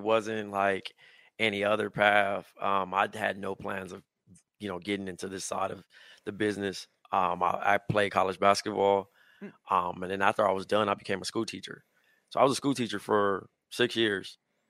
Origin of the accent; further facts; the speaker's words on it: Compton, California, United States; now in Brooklyn, United States; I'm from Compton. I'm from the West Coast.